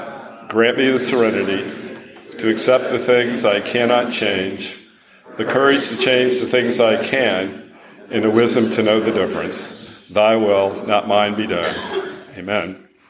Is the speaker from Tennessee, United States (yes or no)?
yes; Franklin, Tennessee, United States; I'm from Franklin, Tennessee.